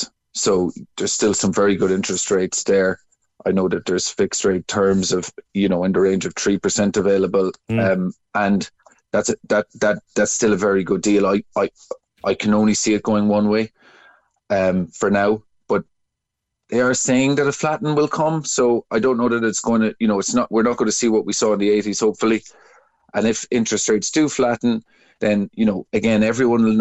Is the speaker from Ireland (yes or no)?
yes; Cork, Munster, Ireland; I'm from Cork